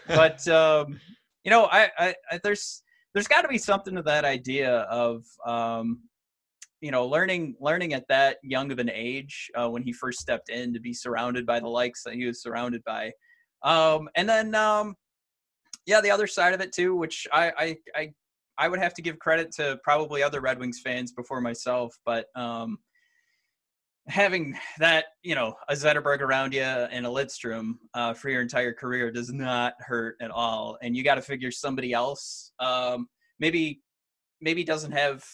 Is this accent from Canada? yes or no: no; Detroit, Michigan, United States; me coming from Detroit